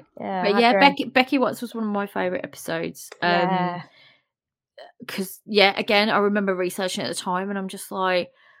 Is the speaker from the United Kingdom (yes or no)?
yes; United Kingdom; I'm British as well.